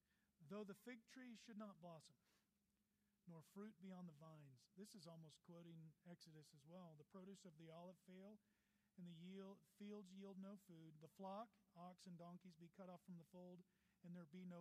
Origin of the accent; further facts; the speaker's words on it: Texas, United States; now in Colorado, United States; I'm from Texas, so I love the great state of Texas.